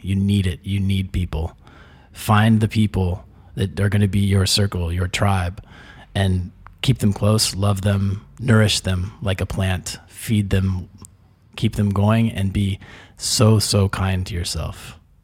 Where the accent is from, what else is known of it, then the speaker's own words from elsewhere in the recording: Texas, United States; moved away as an adult; now in Mexico; growing up in Texas as a man